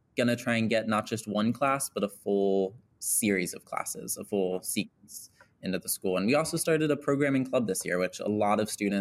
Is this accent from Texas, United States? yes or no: no; Kent, Ohio, United States; moved away as an adult; now in Los Angeles, United States; I grew up in Kent, Ohio, went to school in Hudson